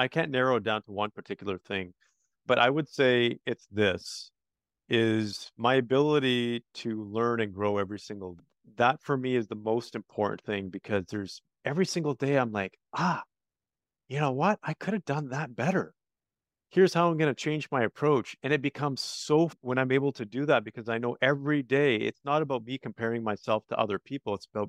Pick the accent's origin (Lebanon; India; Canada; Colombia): Canada; Actually, Canada. So I'm Canadian.